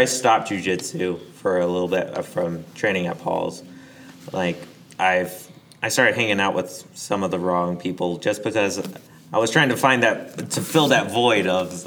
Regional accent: Dacula, Georgia, United States; moved away as an adult; I'm from a small place called Decula, Georgia

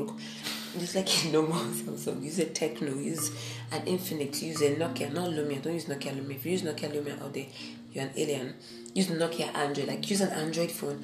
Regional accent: Nigeria; also born or lived in Anambra State; I'm a Nigerian.

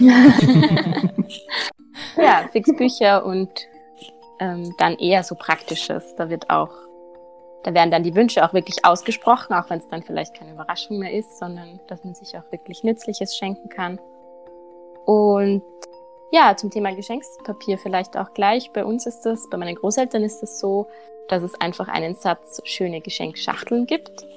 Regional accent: Salzburg, Austria; bei uns in Salzburg

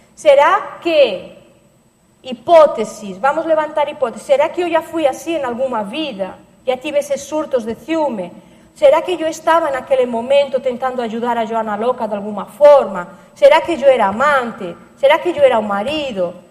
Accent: Barcelona, Catalonia, Spain; Portuguese is a second language; moved away as an adult; now in Foz do Iguaçu, Brazil; comecei em Barcelona, que é a minha, a minha terra, onde eu nasci, na Catalunha, na Espanha

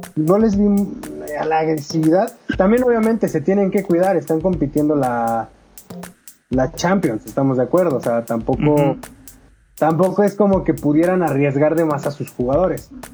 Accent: Mexico; como mexicano

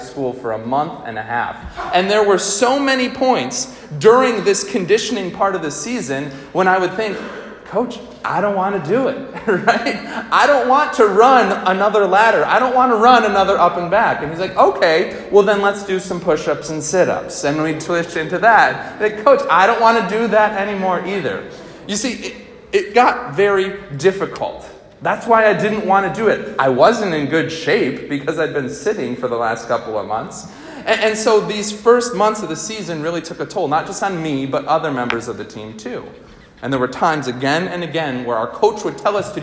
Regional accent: Albany, New York, United States; I grew up in Albany, New York

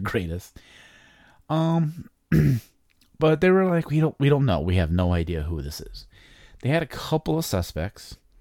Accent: Chicago, Illinois, United States; I'm from Chicago. Um, I was born in a suburb of Chicago in nineteen eighty

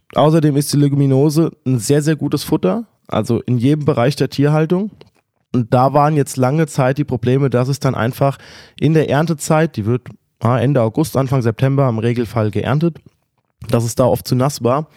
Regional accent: Friedberg, Hesse, Germany

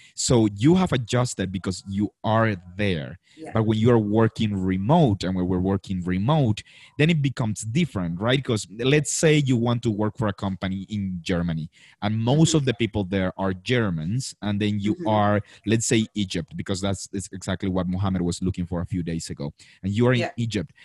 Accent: Colombia; i came back to colombia

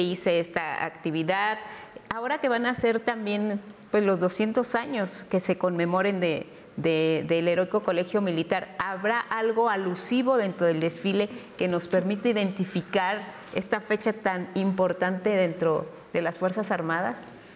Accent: Mexico; como mexicanos

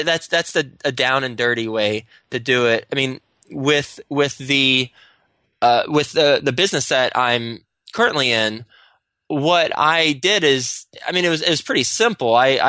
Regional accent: Texas, United States; now in New York City, United States; Whenever I first moved up to New York City, I'm from Texas, and I moved straight up from, after I graduated, I went to Texas Tech and moved to New York City

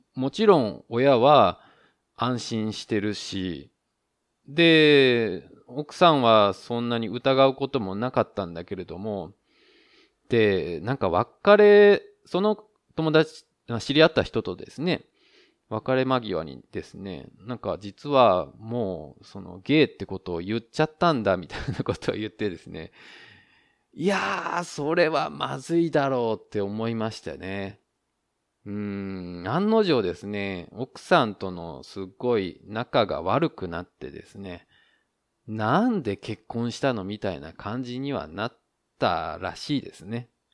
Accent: Japan; now in Taiwan; 日本の僕台湾人パートナーを持つ日本人

